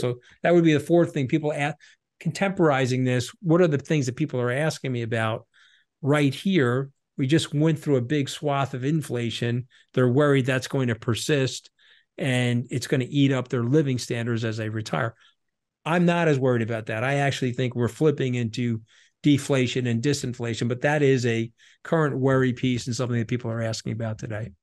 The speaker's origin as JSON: {"language": "English", "region": "New York", "country": "United States", "said": "I'm a New Yorker"}